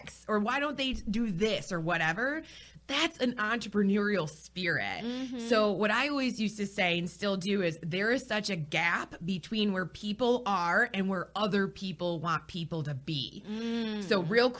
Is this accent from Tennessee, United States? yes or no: no; Michigan, United States; moved away as an adult; now in Charlotte, United States; I'm from Michigan